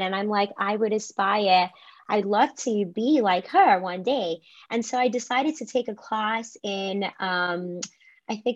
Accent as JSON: {"language": "English", "town": "Cape Town", "region": "Western Cape", "country": "South Africa", "tie": "born or raised there", "also_born_or_lived": "Durban, KwaZulu-Natal, South Africa / United States", "moved": "as an adult", "lives_now": "New York, United States", "said": "I was born in Durban, KwaZulu-Natal, and then I moved to Cape Town, Western Cape, like when I was very young, and I've lived there for most of my life."}